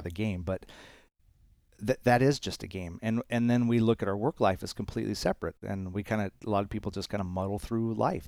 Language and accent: English; Arizona, United States; I spent a lot of time, um, growing up in Arizona playing baseball